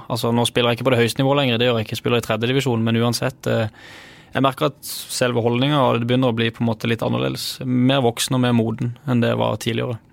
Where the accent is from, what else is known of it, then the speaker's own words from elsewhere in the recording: Sørlandet, Southern Norway, Norway; jeg er jo fra Sørlandet